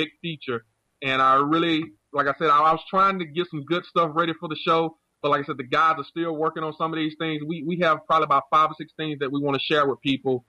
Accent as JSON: {"language": "English", "country": "United States", "said": "I'm a former U.S. Marine, and you know, I'm American."}